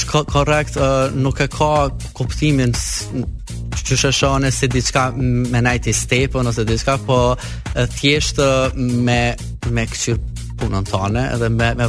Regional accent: Kosovo; na në Kosovë nuk e kena kështë shpreje për mbire

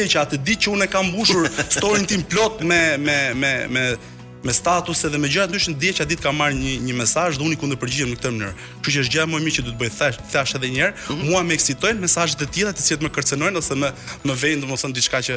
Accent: Albania; Unë si gjithë shqiptar.

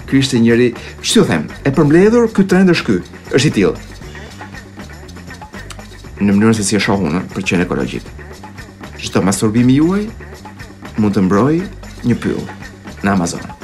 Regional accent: Albania

